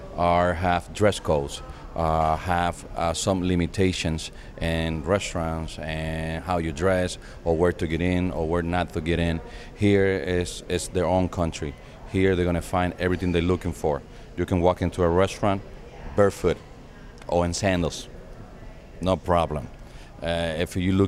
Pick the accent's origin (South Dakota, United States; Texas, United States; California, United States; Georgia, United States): Texas, United States; Houston; also born or lived in New York; now in Dominican Republic; I was Dominican. I was born here. I was raised in Houston, Texas